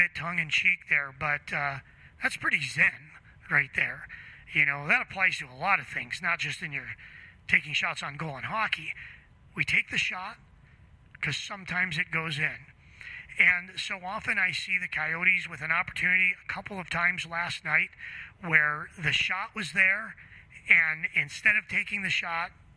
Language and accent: English; Chicago, Illinois, United States; I grew up playing hockey in Chicago